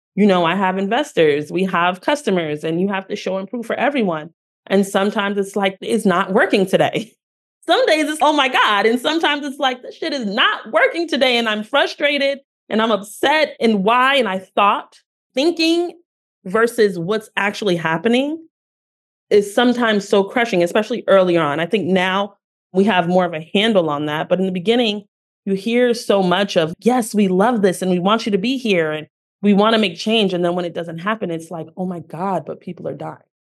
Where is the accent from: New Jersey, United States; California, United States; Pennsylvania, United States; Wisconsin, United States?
New Jersey, United States; Newark; I am a girl from Newark, New Jersey